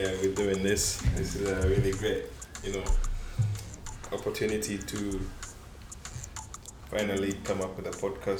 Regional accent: Scotland, United Kingdom; moved away as an adult; also born or lived in Kampala, Uganda / Leeds; now in London, United Kingdom; I was born in Kampala, Uganda. Yeah, grew up there, lived there for about 8 years, and then moved to the UK, moved to Scotland

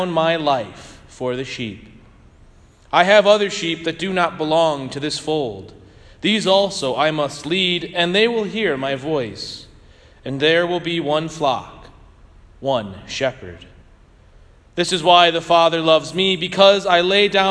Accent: St. Louis, Missouri, United States; I grew up in St. Louis

